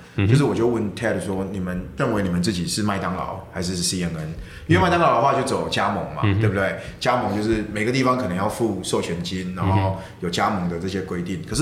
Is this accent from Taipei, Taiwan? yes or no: no; Kaohsiung, Taiwan; 我们家是在呃六合夜市，在高雄六合夜市。对对，我自己是在夜市长大的